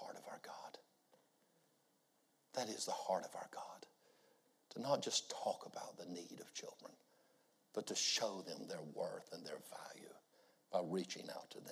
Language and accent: English; United States; I'm a pastor from the States.